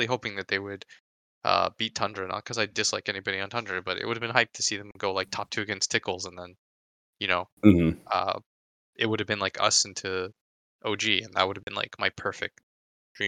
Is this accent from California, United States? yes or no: yes; California, United States; I was born in California, and it's like one of the most liberal states